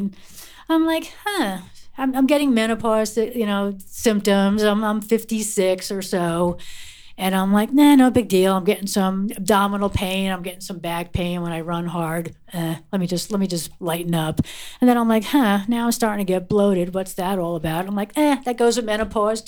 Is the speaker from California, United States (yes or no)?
no; Wayne, New Jersey, United States; I grew up in Wayne, New Jersey